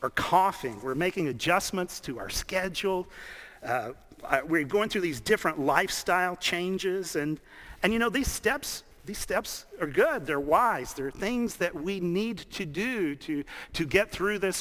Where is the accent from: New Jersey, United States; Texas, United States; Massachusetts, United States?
Texas, United States; Dallas; I grew up in Dallas